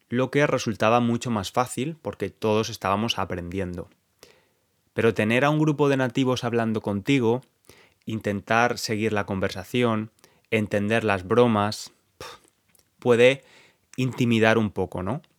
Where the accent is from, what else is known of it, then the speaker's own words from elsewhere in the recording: Spain; El caso es que éramos cuatro nativos, incluyendo a mi novio y luego yo, que soy español.